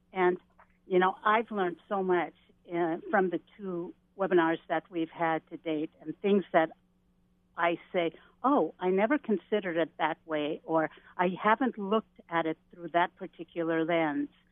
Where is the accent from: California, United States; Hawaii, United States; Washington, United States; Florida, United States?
Hawaii, United States; Native Hawaiian, United States; myself being Native Hawaiian